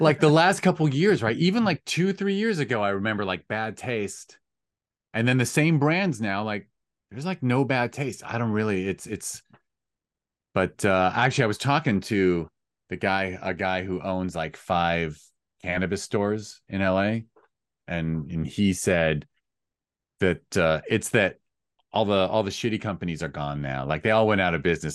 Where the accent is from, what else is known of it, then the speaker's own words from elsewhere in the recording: United States; I am an American